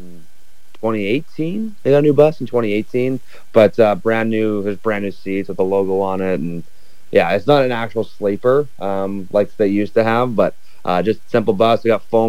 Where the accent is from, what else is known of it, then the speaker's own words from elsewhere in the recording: Prince George, British Columbia, Canada; also born or lived in Burnaby, British Columbia; I'm actually from Prince George, so nice to be home.